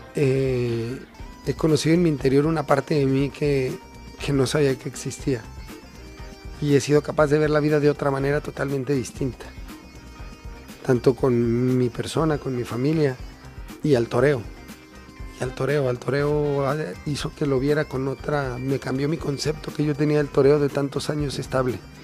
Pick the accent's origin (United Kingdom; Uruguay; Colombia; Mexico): Mexico; He sentido mucho cariño por parte de mi tierra